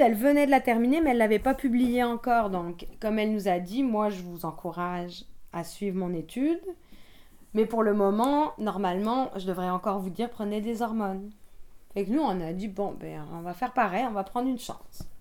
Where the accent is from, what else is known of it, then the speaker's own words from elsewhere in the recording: France; moved away as an adult; also born or lived in Quebec; now in Montreal, Canada; je suis française d'origine et je suis arrivée au Québec il y a 13 ans